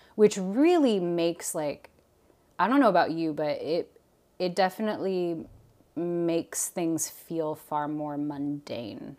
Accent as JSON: {"language": "English", "town": "Portland", "region": "Oregon", "country": "United States", "tie": "born or raised there", "also_born_or_lived": "Guam", "said": "moved to the Pacific Northwest. And so I really grew up with the, um, the four seasons"}